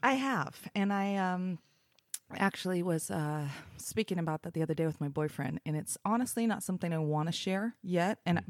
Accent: Portland, Oregon, United States; also born or lived in Los Angeles, United States; I was raised in Portland

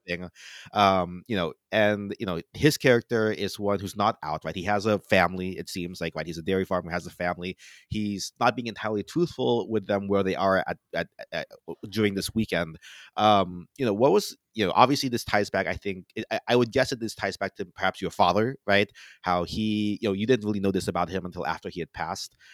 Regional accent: Florida, United States; moved away; I'm from Florida, right, so I always go back to my parents for Florida

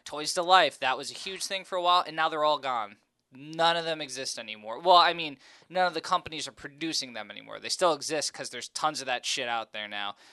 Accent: New Jersey, United States; I was born and raised in North Jersey

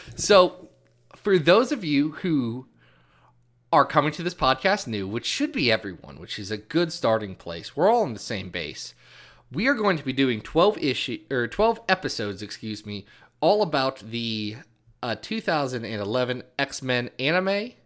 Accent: Midwest, United States; I was born born in the Midwest. I speak English.

